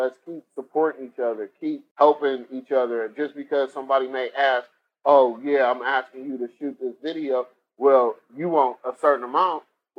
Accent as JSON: {"language": "English", "town": "Cleveland", "region": "Ohio", "country": "United States", "tie": "born or raised there", "said": "Like, if you go to my hometown, Cleveland, you got barbecue spot restaurant all over the place."}